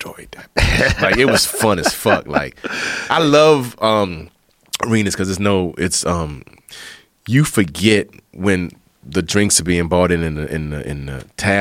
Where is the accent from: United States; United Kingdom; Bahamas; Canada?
Bahamas; I was born in the Bahamas